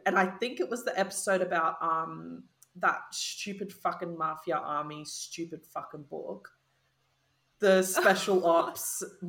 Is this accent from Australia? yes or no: yes; Australia; as an Australian